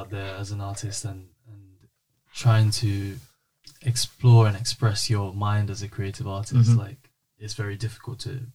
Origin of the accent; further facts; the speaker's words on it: United Kingdom; being British and being born and raised in this place